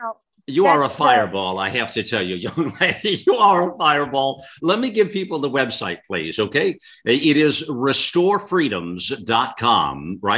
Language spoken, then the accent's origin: English; United States; listen, I'm as American as she is as American as I am American.